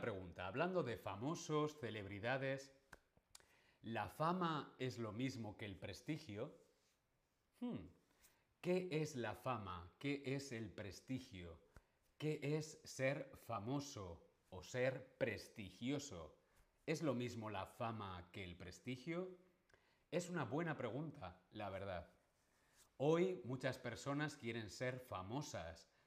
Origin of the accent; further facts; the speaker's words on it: Alcalá de Henares, Community of Madrid, Spain; Yo y Cervantes nacimos en Alcalá de Henares.